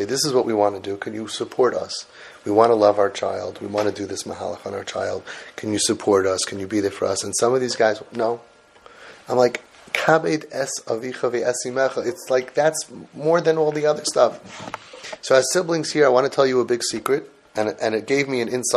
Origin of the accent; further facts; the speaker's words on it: New York City, New York, United States; also born or lived in Brooklyn, New York; I'm also from Brooklyn, well, Forest Hills originally.